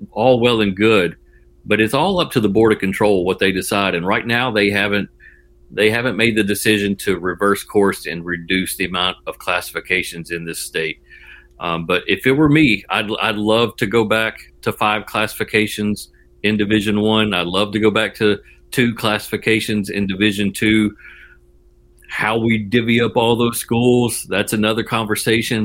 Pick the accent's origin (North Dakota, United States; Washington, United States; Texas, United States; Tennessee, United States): Tennessee, United States; Jackson; I grew up in West Tennessee, kind of around the Jackson, Tennessee area, and I moved to East Tennessee around 1997 to go to school at UT